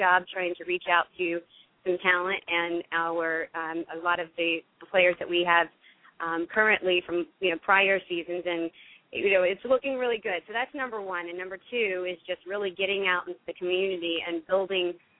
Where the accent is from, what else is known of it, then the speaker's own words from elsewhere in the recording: near Baton Rouge, Louisiana, United States; moved away as an adult; also born or lived in Houma, Louisiana; now in New Jersey, United States; I am from Louisiana and originally from Houma, and I had grew up mostly near Baton Rouge